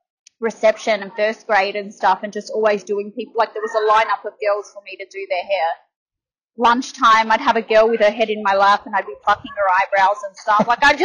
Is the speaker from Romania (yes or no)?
no; Adelaide, South Australia, Australia; moved away as an adult; now in Melbourne, Australia; I grew up in Adelaide. I moved here in my early 20s for about 3.5 years. Back then, I was doing ladies' hair, and then back home for 5 years, and now back in Melbourne.